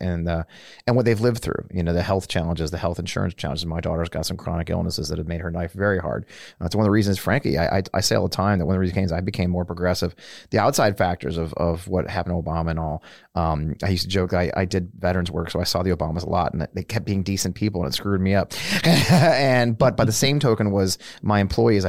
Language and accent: English; St. Louis, Missouri, United States; I grew up in St. Louis, where the Bell had a huge headquarters